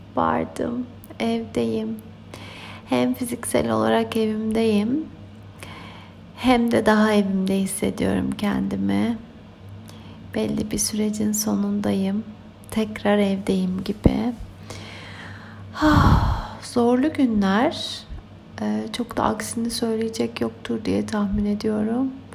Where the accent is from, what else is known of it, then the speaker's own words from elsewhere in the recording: Turkey; moved away; Türkiye benim doğup büyüdüğüm yer